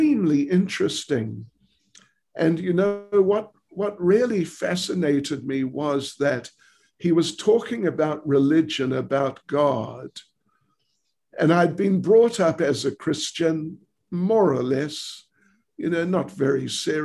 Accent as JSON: {"language": "English", "country": "New Zealand", "tie": "born or raised there", "moved": "as an adult", "lives_now": "South Africa", "said": "I was born and raised in New Zealand"}